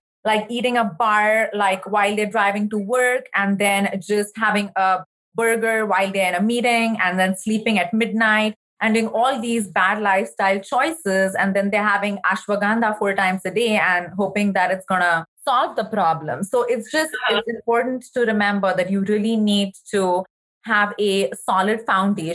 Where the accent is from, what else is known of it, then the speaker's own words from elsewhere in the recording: India; moved away; I remember even growing up in India